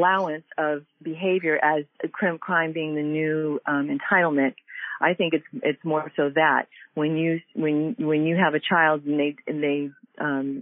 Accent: Pasadena, California, United States; as a 53-year-old growing up in the Pasadena area

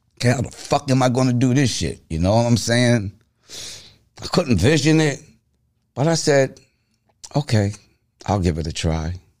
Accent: Freeport, New York, United States; I'm from Freeport, New York, Long Island

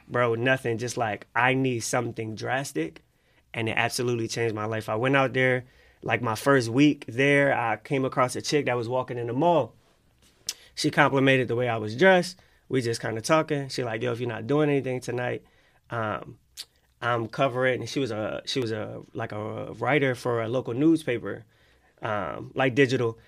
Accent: Philadelphia, Pennsylvania, United States; Growing up in Philly

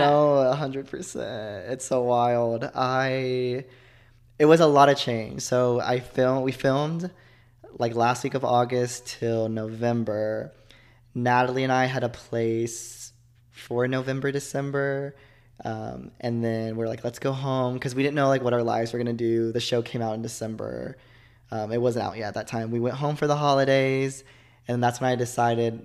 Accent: Joshua, Texas, United States; moved away as an adult; also born or lived in Fort Worth, Texas / Stephenville, Texas / Arkansas; I grew up in Texas, actually. Oh. A small town called Joshua, Texas.

